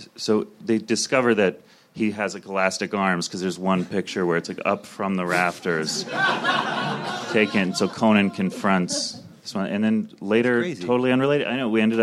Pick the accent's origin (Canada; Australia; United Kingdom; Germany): Canada; Calgary, Alberta; moved away as an adult; also born or lived in Toronto / New York; I grew up in Calgary, so I was in Toronto for 10 years